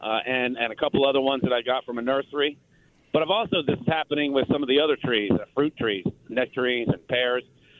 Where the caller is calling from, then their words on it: Durango, Texas, United States; I'm calling from Durango, Texas. We've talked before. I'm in Falls County in between Marlin and Temple.